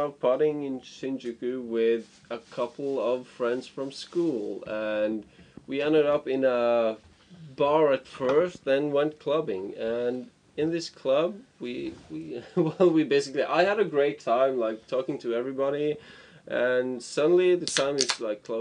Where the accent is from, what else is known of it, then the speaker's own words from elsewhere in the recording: Norway; moved away as an adult; now in Tokyo, Japan; from Norway, staying here in Tokyo for half a year